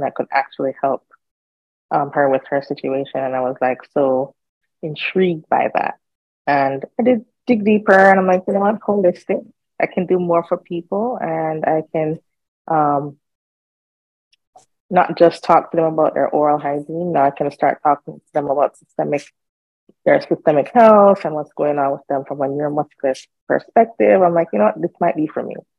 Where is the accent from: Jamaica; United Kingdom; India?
Jamaica; moved away as an adult; now in United States; I am Jamaican. I grew up in Jamaica